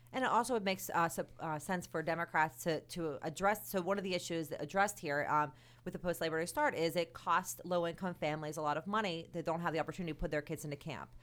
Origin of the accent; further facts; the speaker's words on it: United States; as an American, as somebody who cares deeply about this country